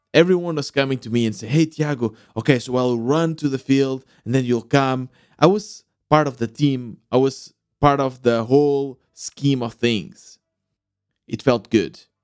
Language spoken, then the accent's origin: English; Portugal; Growing up in Portugal, loving to play the sport